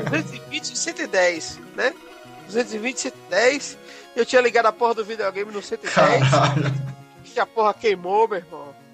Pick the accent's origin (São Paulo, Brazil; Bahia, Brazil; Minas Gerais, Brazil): Bahia, Brazil; Nova Soure; cerca de 100 quilômetros de Alagoinhas, sou de Nova Sore.